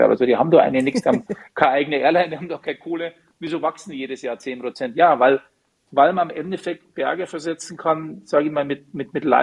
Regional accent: Munich, Bavaria, Germany; Ich bin Münchner, wenn du in deiner Stadt arbeiten kannst, zu deinem Verein gehen kannst, zum Skifahren gehen kannst

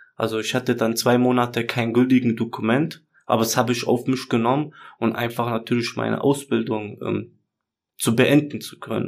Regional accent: Germany; also born or lived in Chemnitz; ich bin hier geboren, ich kenne die Kultur, also ich habe hier meinen Freundeskreis

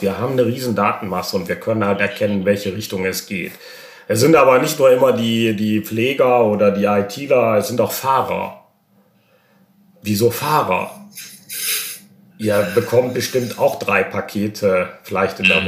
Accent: Germany; als Deutscher

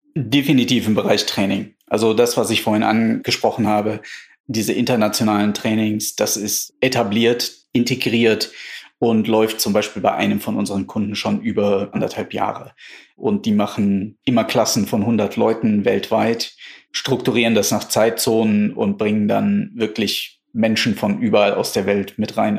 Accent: Germany; wir als Deutsche

